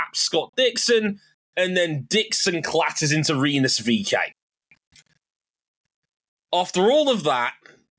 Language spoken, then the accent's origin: English; United Kingdom; As a Brit